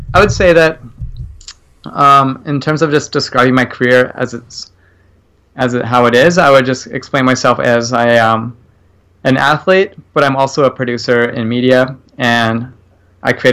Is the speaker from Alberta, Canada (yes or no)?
no; Victoria, British Columbia, Canada; I grew up just outside of Victoria, BC